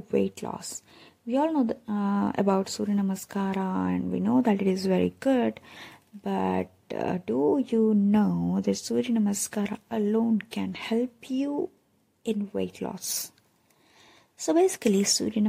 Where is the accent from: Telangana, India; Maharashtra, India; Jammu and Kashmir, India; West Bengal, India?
Telangana, India; Hyderabad; I'm from Hyderabad